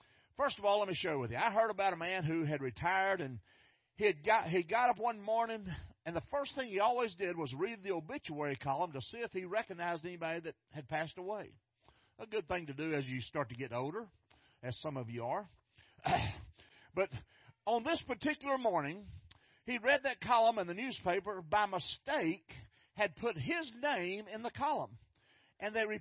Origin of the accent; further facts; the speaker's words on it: Fort Worth, Texas, United States; I grew up in North Fort Worth